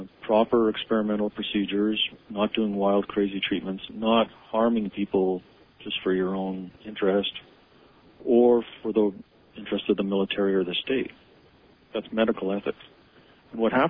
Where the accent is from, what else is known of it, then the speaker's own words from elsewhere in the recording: Canada; moved away; somebody who grew up as Canadian, now has U.S. and Canadian dual citizenship